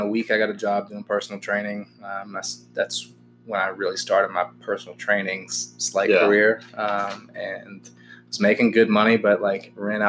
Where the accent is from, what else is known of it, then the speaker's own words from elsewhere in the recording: New Hope, Mississippi, United States; also born or lived in Massachusetts / Vacaville, California; Originally grew up in New Hope, Mississippi. I lived there most of my life, pretty much born and raised. Lived in Massachusetts for a little bit.